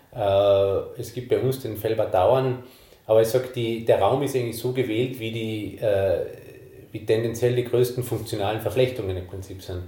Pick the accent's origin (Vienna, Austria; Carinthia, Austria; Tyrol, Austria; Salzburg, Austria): Tyrol, Austria; East; bei uns in Osttirol